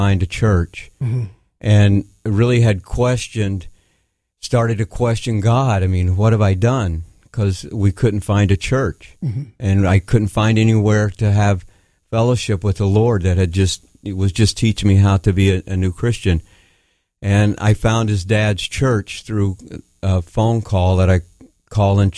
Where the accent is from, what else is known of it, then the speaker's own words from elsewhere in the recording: Tennessee, United States; also born or lived in South Florida; now in Connecticut, United States; I grew up in Tennessee around family and my cousins